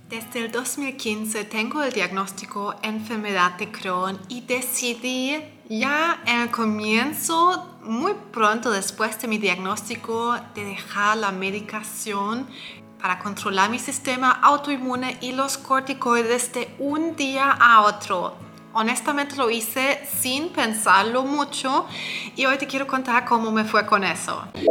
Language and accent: Spanish; Germany; yo soy de Alemania